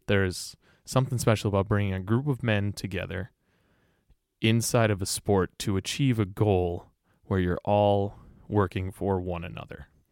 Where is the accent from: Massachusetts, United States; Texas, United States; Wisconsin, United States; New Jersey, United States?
Wisconsin, United States; Greenfield; also born or lived in West Allis, Wisconsin / Milwaukee, Wisconsin; I grew up in Greenfield